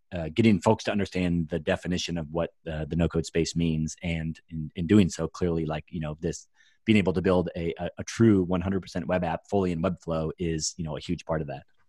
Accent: Iowa, United States; I'm from Iowa

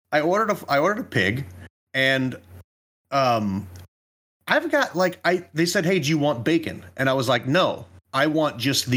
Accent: United States; I'm American.

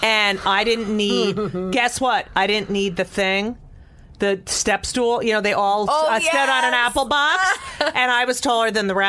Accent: New Jersey, United States; I grew up in New Jersey

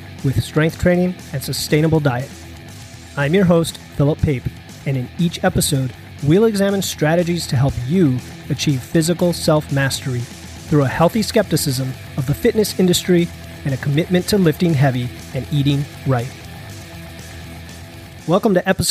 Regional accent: Florida, United States; also born or lived in New York; now in Windsor Locks, United States; We grew up in Florida. The weather was great all year round

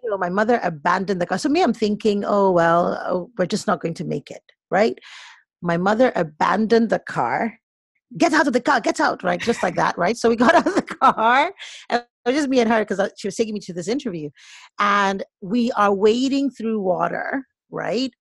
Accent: Lagos, Nigeria; also born or lived in Boston, United States / Nnewi, Anambra State (family origin); now in United States; I was born in Boston, mm-hmm. but I am originally, I'm Nigerian

